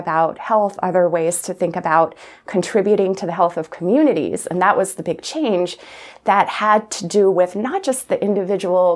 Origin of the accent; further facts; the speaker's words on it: Plattsburgh, New York, United States; moved away as an adult; also born or lived in Providence, Rhode Island; I loved growing up in Plattsburgh